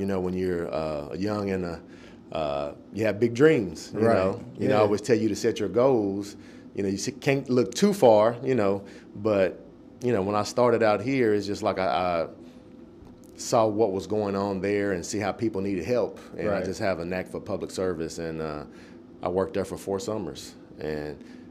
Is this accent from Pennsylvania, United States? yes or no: no; Nashville, Tennessee, United States; Born and raised Nashville native, grew up in Bordeaux